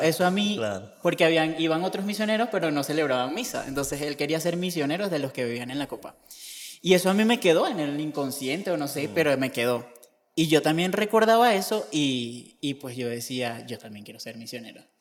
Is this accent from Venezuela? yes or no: yes; Barquisimeto, Lara, Venezuela; moved away as an adult; also born or lived in Ecuador / Spain; now in Cajicá, Colombia; soy de Venezuela, de Barquisimeto